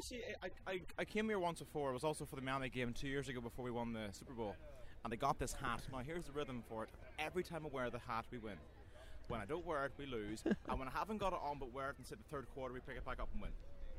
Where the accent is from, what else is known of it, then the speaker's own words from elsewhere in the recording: Belfast, Northern Ireland, United Kingdom; moved away; I'm from Belfast. I'm one of these real Irishmen.